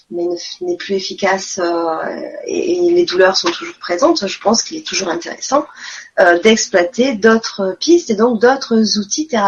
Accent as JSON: {"language": "French", "region": "Quebec", "country": "Canada", "said": "J'aimerais beaucoup euh, vous voir, mais j'ai pas d'argent, merci. Je suis québécoise."}